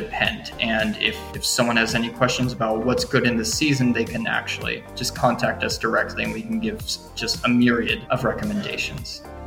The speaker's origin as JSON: {"language": "English", "region": "suburban California", "country": "United States", "tie": "born or raised there", "moved": "as an adult", "lives_now": "Matsue, Japan", "said": "my hometown, which is really small, like uh, suburban California"}